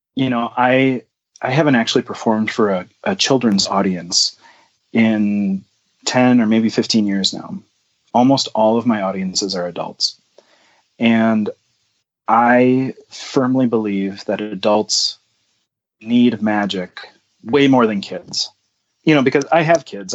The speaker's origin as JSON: {"language": "English", "town": "New Ulm", "region": "Minnesota", "country": "United States", "tie": "born or raised there", "said": "I grew up in New Ulm, Minnesota"}